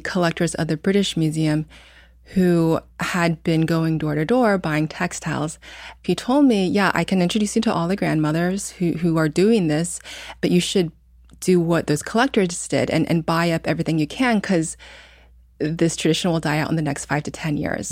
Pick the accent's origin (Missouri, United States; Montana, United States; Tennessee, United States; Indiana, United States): Indiana, United States; moved away; also born or lived in New York; I grew up in Indiana